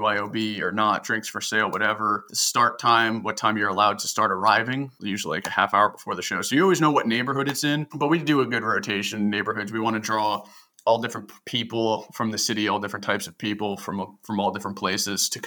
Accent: New Jersey, United States; now in Baltimore, United States; I'm from Jersey

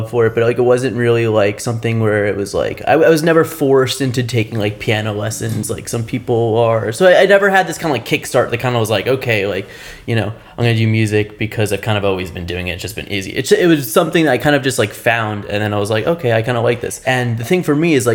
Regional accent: South Florida, United States; I'm from South Florida

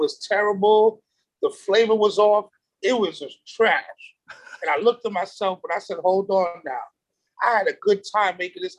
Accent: New York City, New York, United States; I'm a normal kid. You know, I look at myself like that from New York City.

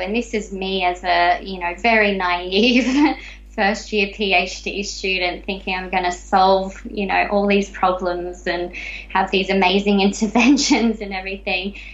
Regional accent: Australia; growing up in Australia

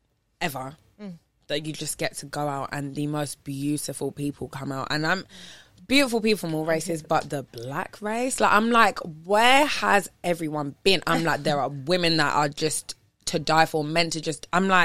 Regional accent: Jamaica; I'm sorry to say it like that, but I'm a Jamaican

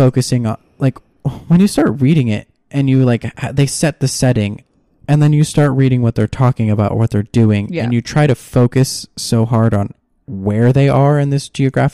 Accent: Orange County, California, United States; I grew up in Orange County, California.

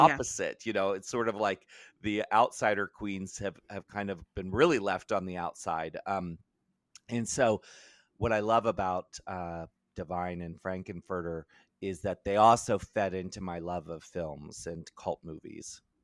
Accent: Maryland, United States; I grew up in Maryland

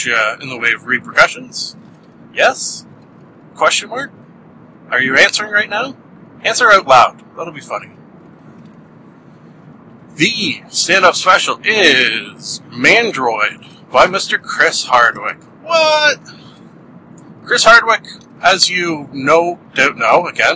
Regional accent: Canada; being a Canadian

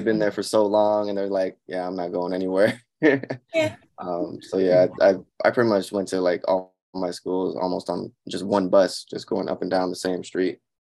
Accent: Seattle, Washington, United States; I'm from Seattle, Central District. That's where all the gentrification was happening.

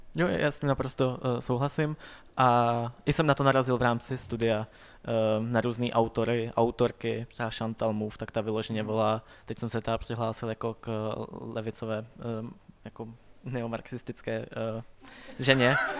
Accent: Vysočina Region, Czechia; now in Prague, Czech Republic; já jsem jako původem z Vysočiny

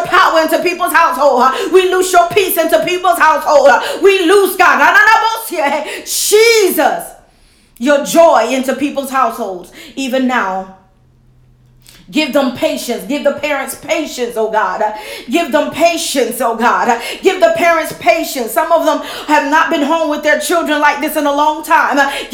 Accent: Camden, New Jersey, United States; my hometown, Camden, New Jersey.

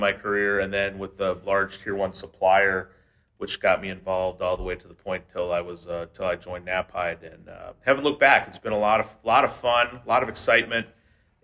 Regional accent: Detroit, Michigan, United States; I'm from the Metro Detroit area

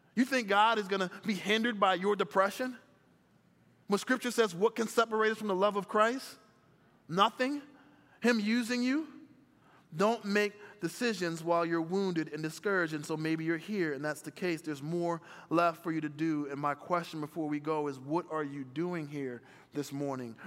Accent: Philadelphia, Pennsylvania, United States; also born or lived in Chicago; I was born in Chicago, but I grew up in Philadelphia in a single parent home.

